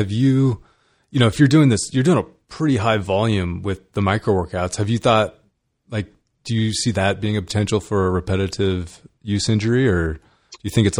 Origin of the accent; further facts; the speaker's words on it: California, United States; I grew up in California